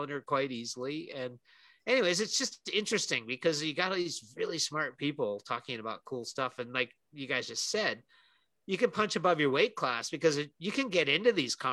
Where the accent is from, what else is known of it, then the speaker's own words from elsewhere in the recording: Canada; We're both Canadian